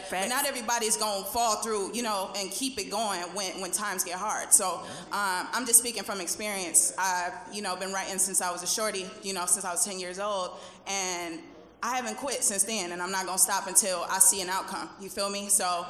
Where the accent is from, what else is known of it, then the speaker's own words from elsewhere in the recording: Jackson, Michigan, United States; I'm an artist from Jackson, Michigan.